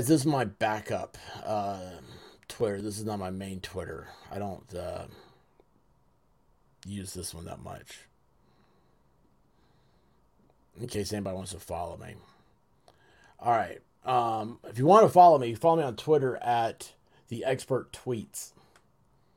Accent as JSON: {"language": "English", "town": "Memphis", "region": "Tennessee", "country": "United States", "tie": "born or raised there", "also_born_or_lived": "West Coast", "moved": "yes", "lives_now": "St. Louis, United States", "said": "I grew up in Memphis."}